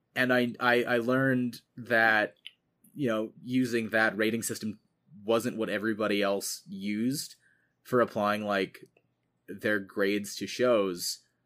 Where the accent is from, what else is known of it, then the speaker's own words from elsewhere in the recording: United States; I am an American who grew up in the American school system